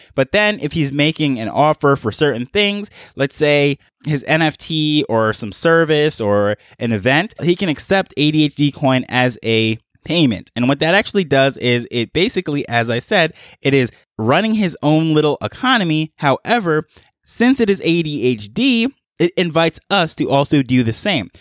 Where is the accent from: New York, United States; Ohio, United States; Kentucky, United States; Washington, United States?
New York, United States; moved away as an adult; now in Jamaica; I'm from Jamaica, grew up in New York, and moved back to Jamaica.